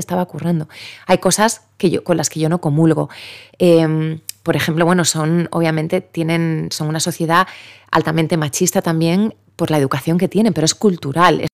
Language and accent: Spanish; Spain; also born or lived in Japan; somos españoles